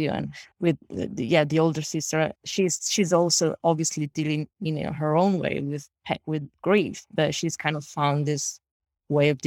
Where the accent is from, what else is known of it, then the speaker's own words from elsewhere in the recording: Italy; English is a second language; Yeah, well, because I, I shot in, I shot in Italy, my hometown, and very close to my hometown in Italy.